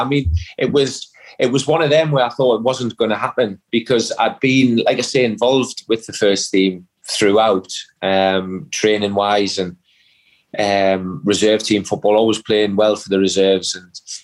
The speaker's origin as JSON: {"language": "English", "region": "England", "country": "United Kingdom", "said": "me as an Englishman"}